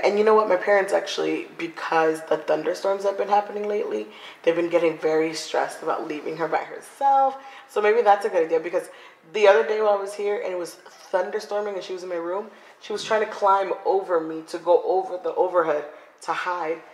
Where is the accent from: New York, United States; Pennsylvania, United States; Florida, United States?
Florida, United States; Coral Springs; moved away as an adult; also born or lived in Lawrence, Massachusetts; now in Seattle, United States; I grew up in Coral Springs.